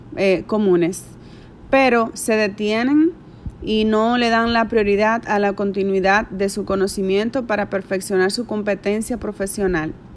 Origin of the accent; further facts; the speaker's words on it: Santiago de los Caballeros, Santiago, Dominican Republic; moved away as an adult; now in Dajabón, Dominican Republic; aunque soy de Santiago de los Caballeros, estoy radicada en Dajabón hace unos siete años aproximadamente o más.